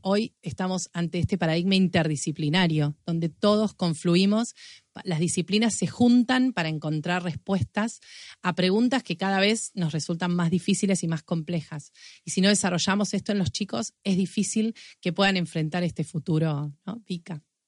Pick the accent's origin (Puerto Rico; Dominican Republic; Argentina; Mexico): Argentina; la imaginación y la creatividad que como argentinos tenemos